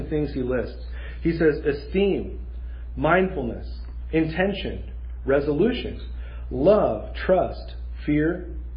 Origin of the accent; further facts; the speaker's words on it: Mexico; moved away; growing up in Mexico, we had several fruit trees in our yard